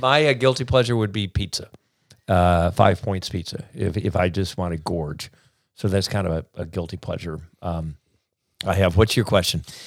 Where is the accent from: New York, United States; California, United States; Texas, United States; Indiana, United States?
Indiana, United States; South Bend; moved away; growing up in South Bend, Indiana, with a very normal nuclear family